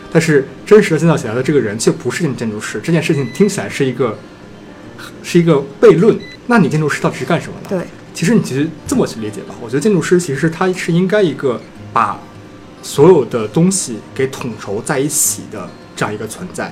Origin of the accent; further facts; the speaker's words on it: China; 我们中国人其实会比较有印象吧